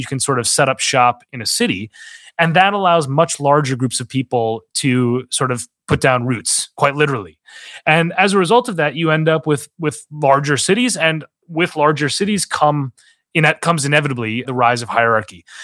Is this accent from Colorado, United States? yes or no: no; Minnesota, United States; moved away; my home state of Minnesota